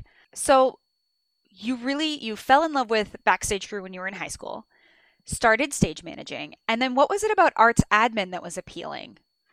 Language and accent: English; Illinois, United States; I'm from Illinois.